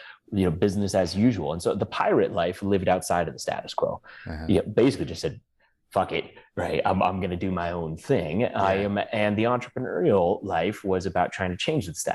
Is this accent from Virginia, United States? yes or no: no; Blaine, Washington, United States; also born or lived in Vancouver, Canada; grew up in the U.S. in a small town called Blaine, Washington